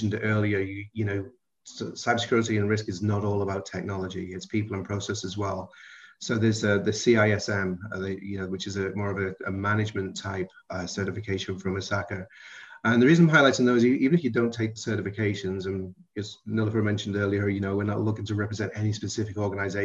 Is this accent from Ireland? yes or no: no; about 7 miles outside of Liverpool, North West England, United Kingdom; accent: Liverpool-ish; now in United States; I was raised about 7 miles outside of Liverpool, so I'm not allowed to say I'm from Liverpool